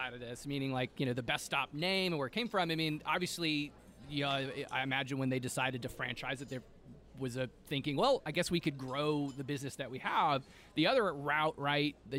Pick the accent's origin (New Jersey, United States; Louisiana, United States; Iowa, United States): Louisiana, United States; Lafayette; I grew up in Lafayette